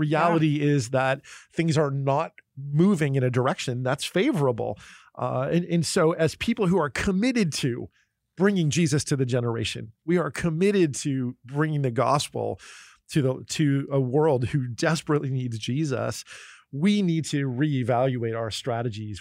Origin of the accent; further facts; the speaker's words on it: New Jersey, United States; moved away; also born or lived in Pennsylvania / California; I grew up in New Jersey and Pennsylvania and lived in California for a long time.